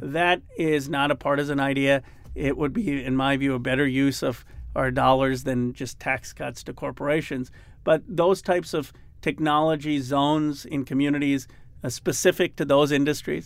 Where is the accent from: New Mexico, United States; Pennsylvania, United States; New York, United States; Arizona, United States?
Pennsylvania, United States; Philadelphia; I grew up in Philadelphia